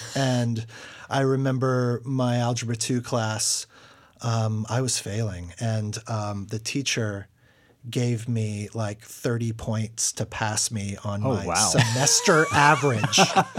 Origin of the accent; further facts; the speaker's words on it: Texas City, Texas, United States; also born or lived in Philippines / El Dorado, Arkansas / Plano, Texas / Carrollton, Texas; I'm from this area. I was born in Texas City, but then I was an Air Force brat, so the first couple years of my life were spent in the Philippines on Clark Air Force Base.